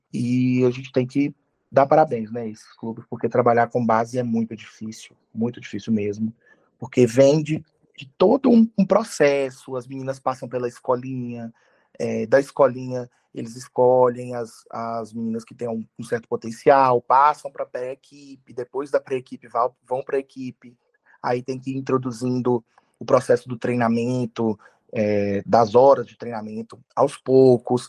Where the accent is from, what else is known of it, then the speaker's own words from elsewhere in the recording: Minas Gerais, Brazil; nós somos de Minas e a gente arbitra os campeonatos aqui